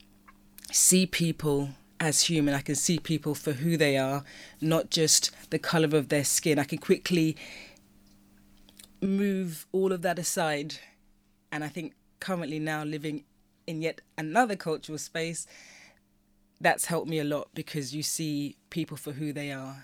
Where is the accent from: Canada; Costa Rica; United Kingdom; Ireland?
United Kingdom; also born or lived in London / Nigeria; I have a British culture, like I've been brought up within the British culture.